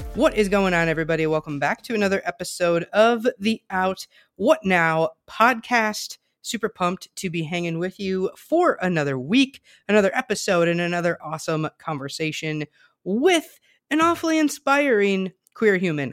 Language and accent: English; southern Wisconsin, United States; I grew up in Amish country as well, um, further south in Wisconsin